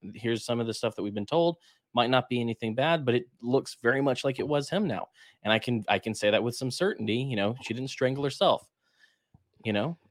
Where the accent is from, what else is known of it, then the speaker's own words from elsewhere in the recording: Alabama, United States; I'm from Alabama